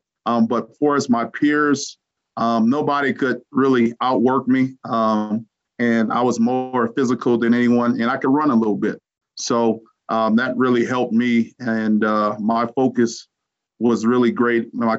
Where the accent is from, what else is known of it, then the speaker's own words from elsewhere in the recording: Louisiana, United States; moved away; Coming out of Louisiana, it was just a huge shock when I came to Colorado